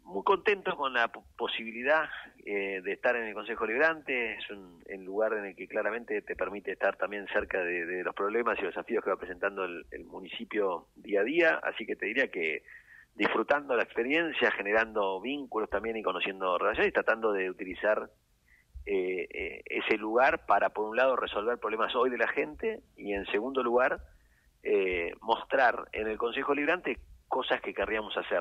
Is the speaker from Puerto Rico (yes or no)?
no; San Isidro, Buenos Aires Province, Argentina; como argentinos y como sanisidrenses